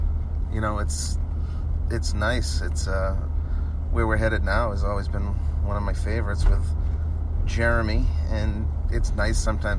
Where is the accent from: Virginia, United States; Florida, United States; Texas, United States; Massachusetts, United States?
Massachusetts, United States; Rowley; also born or lived in Byfield, Massachusetts; now in Wenham, United States; And growing up in Rowley, I was kind of a, you know, hybrid byfielder.